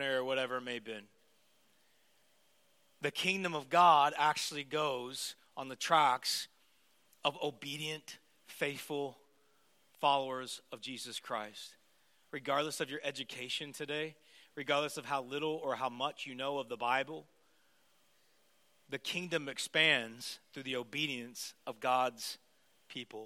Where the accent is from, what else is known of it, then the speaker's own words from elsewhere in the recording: United States; moved away as an adult; now in Toronto, Canada; I'm American